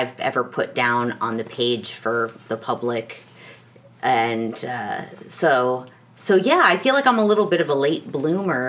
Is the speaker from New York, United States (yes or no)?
yes; New York City, New York, United States; growing up in New York City